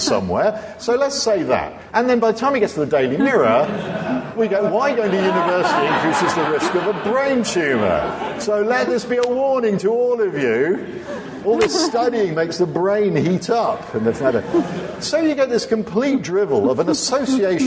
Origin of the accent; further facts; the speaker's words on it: North Devon, South West England, United Kingdom; I come from North Devon, and I've got a little flat in Ilfracombe where I'm going to spend my dotage